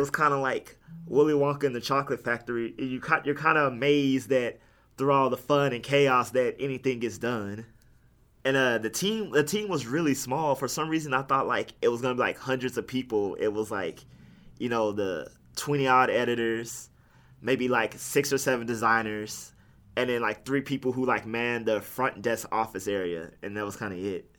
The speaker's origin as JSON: {"language": "English", "town": "Houston", "region": "Texas", "country": "United States", "said": "I'm from Houston"}